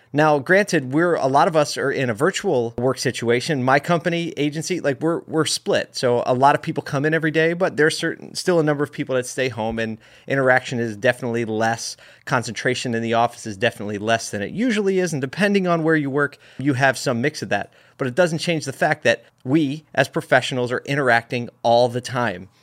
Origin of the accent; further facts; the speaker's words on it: United States; being an American and living in a country where we can say what we want regarding our views